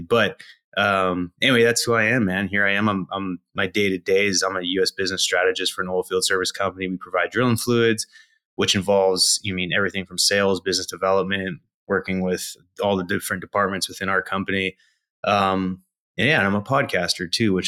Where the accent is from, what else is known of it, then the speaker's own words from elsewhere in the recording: Canada; I'm a Canadian, born to a single mother